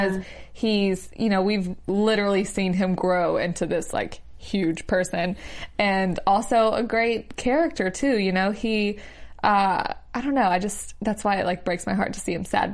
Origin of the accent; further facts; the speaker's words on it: Alabama, United States; moved away; I'm from Alabama. That's where my mom still is.